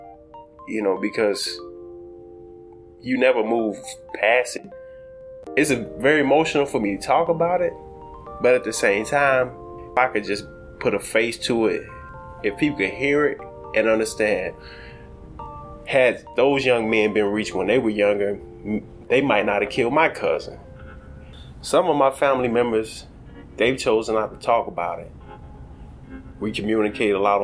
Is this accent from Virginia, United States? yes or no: no; Chicago, Illinois, United States; I'm a child of Inglewood. I grew up in Inglewood on the south side of Chicago